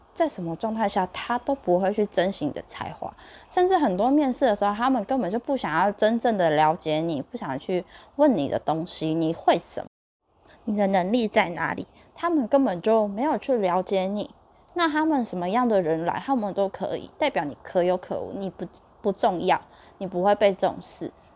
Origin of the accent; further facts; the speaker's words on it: southern Taiwan, Taiwan; 你现在就是北部人欺负我们南部人